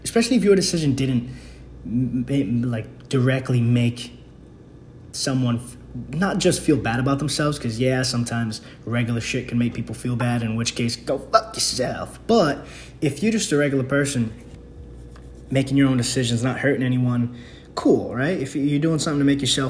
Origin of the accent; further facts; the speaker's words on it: New York, United States; I'm from New York.